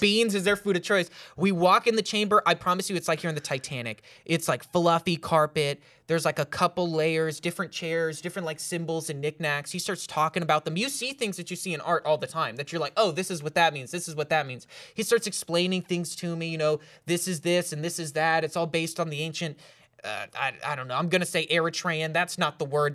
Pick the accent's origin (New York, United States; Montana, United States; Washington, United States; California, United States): California, United States; also born or lived in Los Angeles; I was from California